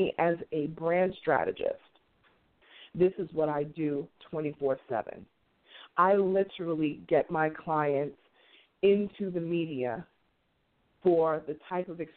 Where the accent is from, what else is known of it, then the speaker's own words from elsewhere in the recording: New York City, New York, United States; moved away; my hometown, Queens, New York